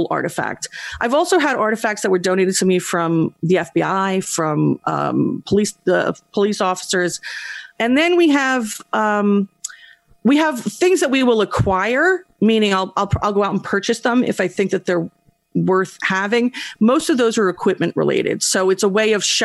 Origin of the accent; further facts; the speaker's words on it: New Jersey, United States; I was from North Jersey